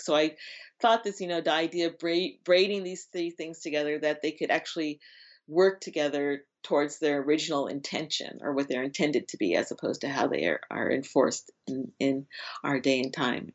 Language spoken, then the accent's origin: English; Los Angeles, California, United States; I grew up in Laurel Canyon, you know, that's kind of my environment, you know, I, it's, you know, I am from L A, I'm basically from Hollywood